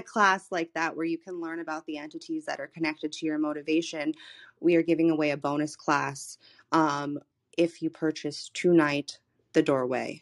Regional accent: Florida, United States; moved away as an adult; I'm from Florida, I was living in Florida in the middle of the pandemic

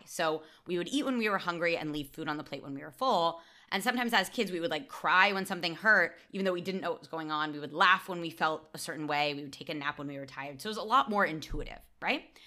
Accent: United States; now in Barcelona, Spain; as an American

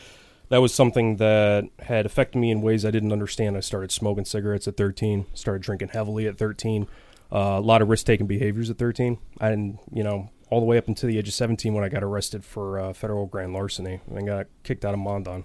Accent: Brick, New Jersey, United States; I grew up in Brick, New Jersey, and I had like a fairly, you know, tumultuous childhood.

